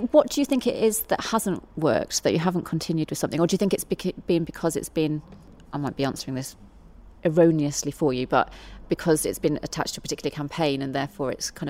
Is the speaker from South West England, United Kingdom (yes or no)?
no; Yorkshire and the Humber, United Kingdom; I grew up in Yorkshire. Yorkshire has quite a distinctive sound in its own right.